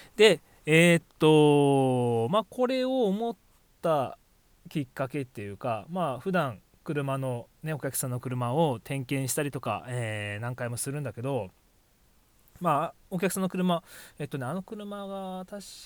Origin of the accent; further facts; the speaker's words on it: Miyazaki, Japan; 僕宮崎ですけど